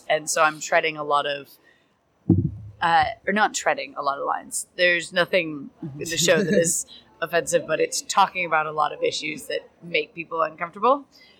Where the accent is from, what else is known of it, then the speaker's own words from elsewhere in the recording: Ireland; No, like born and raised in Ireland.